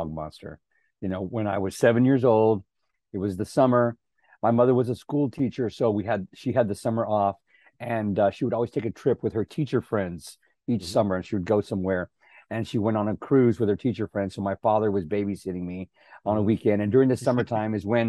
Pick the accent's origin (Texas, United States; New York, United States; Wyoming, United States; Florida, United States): Texas, United States; San Antonio; moved away as an adult; now in Los Angeles, United States; a quarter of a mile from our house growing up in South Texas.